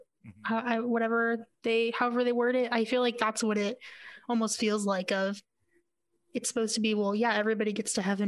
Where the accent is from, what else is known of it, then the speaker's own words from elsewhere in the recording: Yuma, Arizona, United States; when I was growing up in Yuma